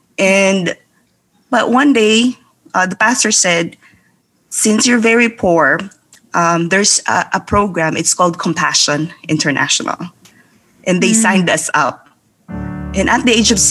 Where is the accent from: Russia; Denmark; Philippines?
Philippines; born or raised there